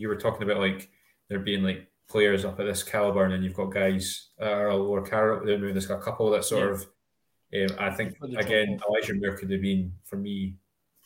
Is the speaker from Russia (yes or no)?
no; Scotland, United Kingdom; we're Scottish